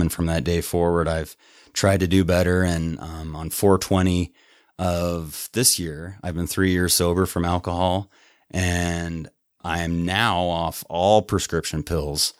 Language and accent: English; Lewiston, Utah, United States; I grew up in a little farm town of about a thousand five hundred at Lewiston, Utah